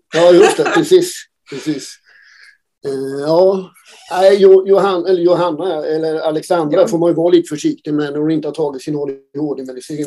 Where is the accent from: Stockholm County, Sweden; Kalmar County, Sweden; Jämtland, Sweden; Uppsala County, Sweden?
Kalmar County, Sweden; Oskarshamn; Vi kommer från Oskarshamn